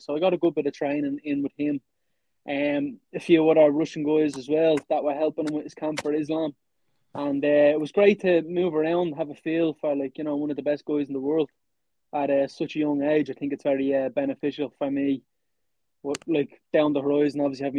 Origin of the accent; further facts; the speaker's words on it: Ireland; us as an Irish culture